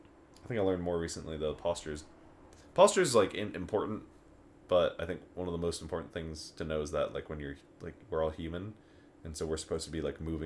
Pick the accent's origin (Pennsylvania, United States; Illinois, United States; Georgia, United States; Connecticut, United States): Connecticut, United States; Stamford; moved away as an adult; now in Colorado, United States; I'm from there.